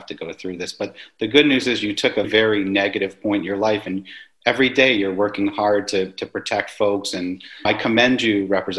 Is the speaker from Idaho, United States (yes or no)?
no; New York, United States; moved away; I'm also from New York, I'm one of those darn New Yorkers